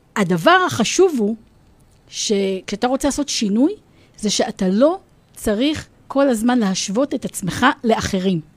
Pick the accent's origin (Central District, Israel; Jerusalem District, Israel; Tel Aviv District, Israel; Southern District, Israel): Central District, Israel; Rosh HaAyin; אני אמנם גדלתי בראש העין